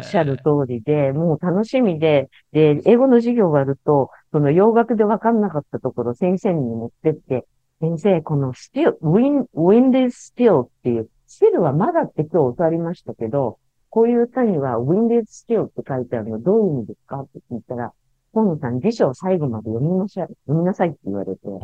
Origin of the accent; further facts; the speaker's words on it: western Tokyo, Japan; 私、東京の西の方の生まれ育ち